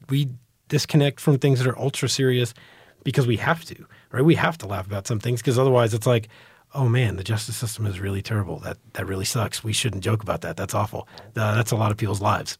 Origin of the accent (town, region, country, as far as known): Dallas, Texas, United States; born or raised there; also born or lived in New York / Florida